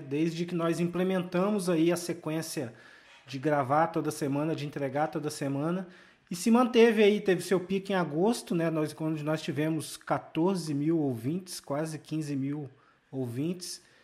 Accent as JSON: {"language": "Portuguese", "town": "Volta Redonda", "region": "Rio de Janeiro", "country": "Brazil", "tie": "born or raised there", "said": "a minha cidade natal, que é Volta Redonda"}